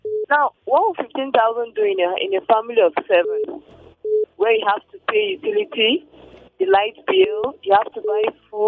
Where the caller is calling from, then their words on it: Nigeria; I'm calling from Dibiza.